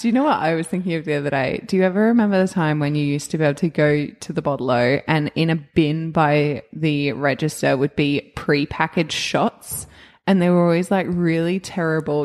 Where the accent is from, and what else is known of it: Australia